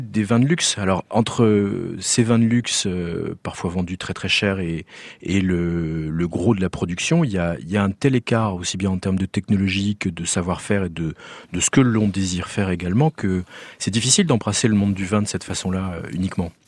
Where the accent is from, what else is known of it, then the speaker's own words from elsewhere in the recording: France; chez nous en France